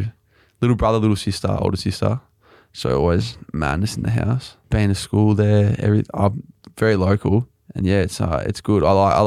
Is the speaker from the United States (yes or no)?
no; Melbourne, Victoria, Australia; I'm a Sandringham boy. Base A. Moved around there a few times, but not out of Sandringham. I'm moving to Hampton next year, though. So big move, one suburb over.